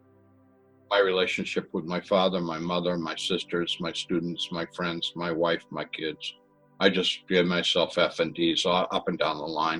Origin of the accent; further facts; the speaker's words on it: Massachusetts, United States; Where I grew up in Massachusetts, we had septic systems and cesspools.